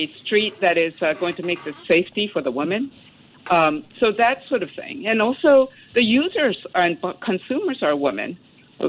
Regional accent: Tokyo, Japan; I come from Japanese family, and I was brought up in Tokyo

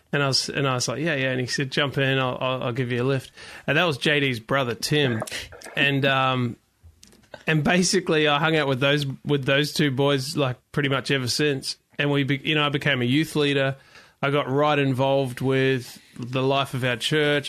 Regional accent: New Zealand; I grew up in New Zealand

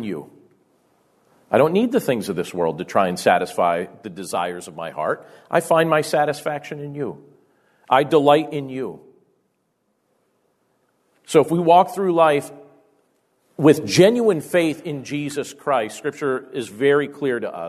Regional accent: Carbondale, Pennsylvania, United States; I grew up in Carbondale, Pennsylvania

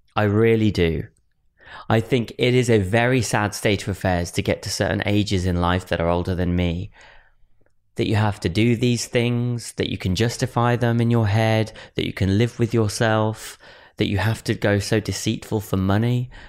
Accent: Wolverhampton, West Midlands, United Kingdom; my family home where I was born in Wolverhampton

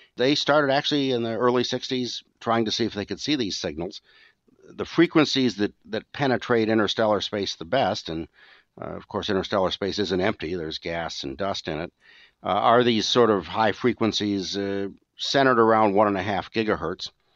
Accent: Michigan, United States; moved away; I grew up in Michigan

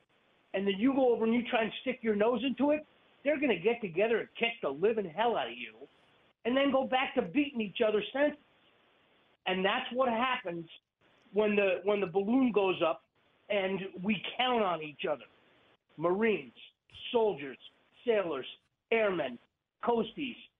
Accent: New Jersey, United States; moved away as an adult; now in Pennsylvania, United States; I call myself the Jersey Devil. I was born there. I lived there until I was 26

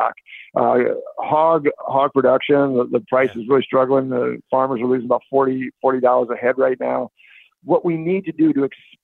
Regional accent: Northwest Iowa, United States; I'm from Northwest Iowa

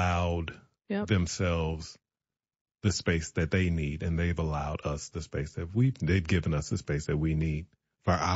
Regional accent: the South, United States; I'm a Southerner

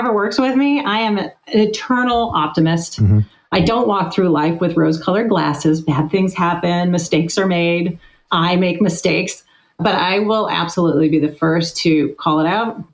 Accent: Sacramento, California, United States; I grew up in Sacramento, California, out here in California in the suburbs

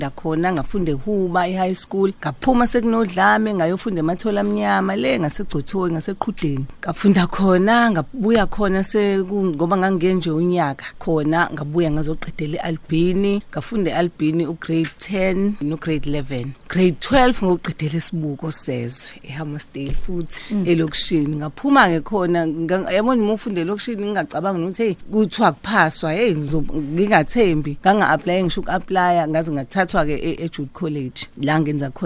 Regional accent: Richmond, KwaZulu-Natal, South Africa; also born or lived in Hammarsdale; Ngikhulele endaweni yase Richmond ngaqala ufunda kuqala nje first year ngofunda entendeleni eHammersdale

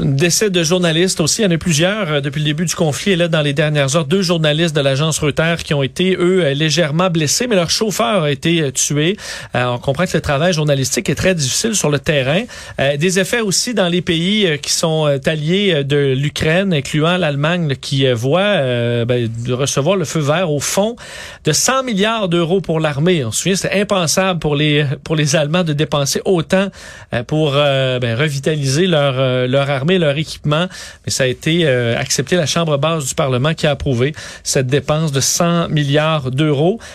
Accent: Montreal, Quebec, Canada; chez nous, à Montréal

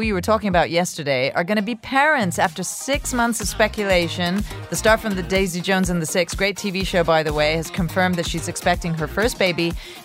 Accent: Rome, Lazio, Italy; moved away; I'm from Rome.

